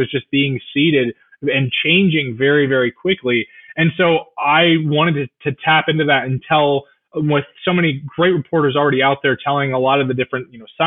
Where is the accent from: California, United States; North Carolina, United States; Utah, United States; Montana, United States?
California, United States; Orange County, Southern; moved away as an adult; now in New York City, United States; So I grew up in Southern California in Orange County.